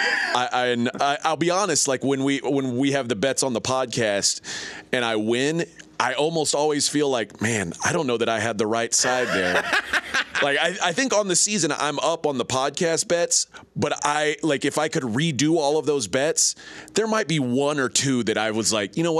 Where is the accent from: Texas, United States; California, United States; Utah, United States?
Texas, United States; Austin; I'm from Austin, Texas.